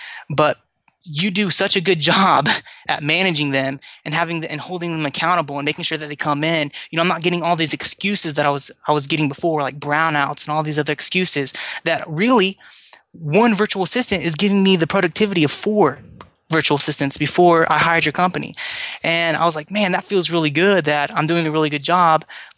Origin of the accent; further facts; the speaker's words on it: United States; now in Philippines; I'm an American here. I'm here in the Philippines